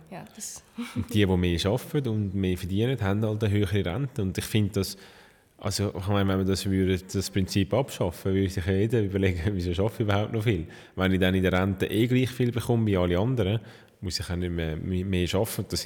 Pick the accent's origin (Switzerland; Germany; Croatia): Switzerland; Und nachher sind wir als Schweizer ausgeliefert, um im Ausland Waffen zu kaufen.